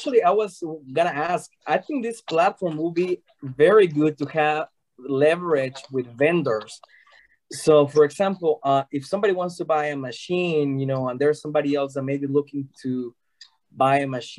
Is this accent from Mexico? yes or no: yes; Mexico; now in United States; So we are originally from Mexico. We moved to the States about 18 years ago, and we opened the company here